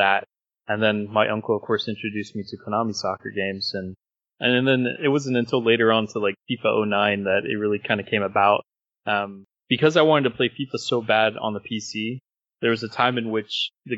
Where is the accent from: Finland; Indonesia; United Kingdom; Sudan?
Indonesia; I was born in Indonesia